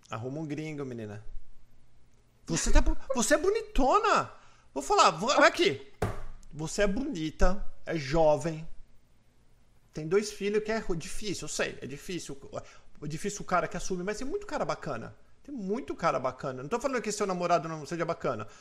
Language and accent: Portuguese; Brazil; now in United States; nós somos brasileiros.